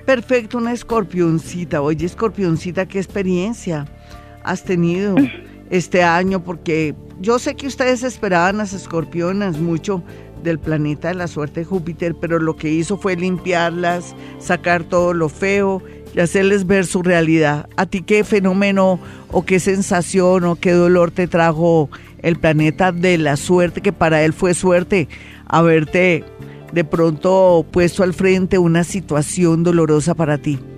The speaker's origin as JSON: {"language": "Spanish", "country": "Colombia", "said": "somos colombianos"}